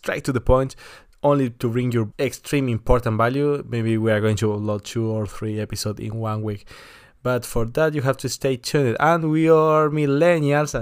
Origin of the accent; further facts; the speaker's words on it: Argentina; now in Germany; I'm from Argentina, from South America.